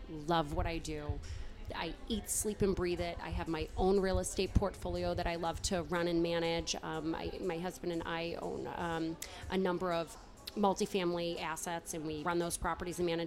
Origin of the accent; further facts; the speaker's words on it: Boston, Massachusetts, United States; now in Westwood, United States; I grew up in South Boston